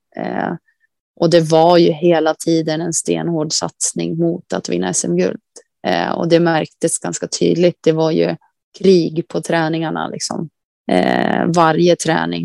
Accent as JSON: {"language": "Swedish", "town": "Västerhaninge", "region": "Stockholm County", "country": "Sweden", "tie": "born or raised there", "moved": "yes", "lives_now": "Kalix, Sweden", "said": "Jag är uppvuxen i Västerhaninge"}